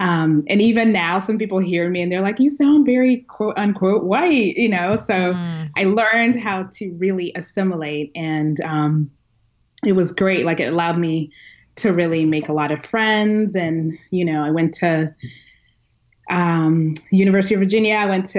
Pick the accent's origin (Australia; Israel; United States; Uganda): Uganda; Kampala, Central Region; born there; I was born in Uganda, Kampala, Uganda, which if you've ever seen The Last King of Scotland, the movie, it's about the dictator Idi Amin and just the horrible things he did.